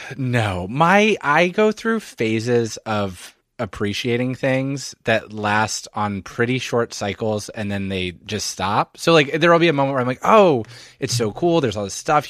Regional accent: Philadelphia, Pennsylvania, United States; moved away as an adult; also born or lived in Montreal; now in New York, United States; I'm from Philadelphia, suburban Philadelphia

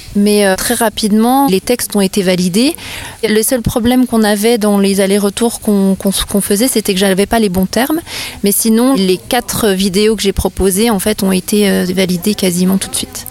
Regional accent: Vosges, Grand Est, France; je suis comédienne humoriste vosgienne

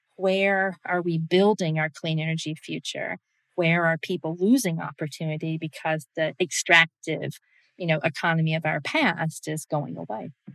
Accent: Georgia, United States; my home state of Georgia

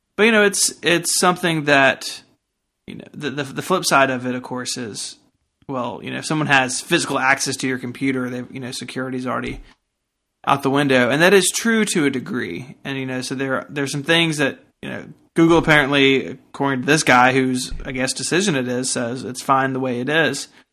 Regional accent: United States; I'm an American

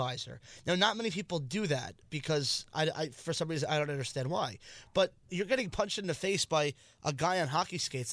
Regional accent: Long Island, New York, United States; a fellow Long Islander

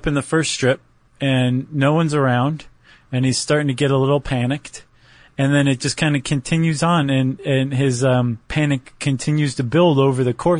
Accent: Toledo, Ohio, United States; born or raised there

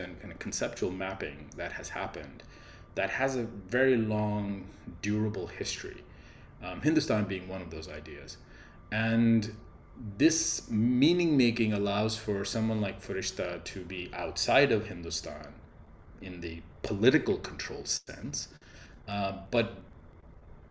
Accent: Pakistan; now in United States; I'm a Pakistani citizen

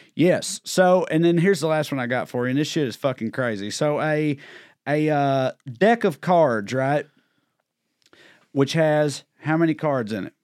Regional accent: Celina, Tennessee, United States; I grew up in Salina, Tennessee

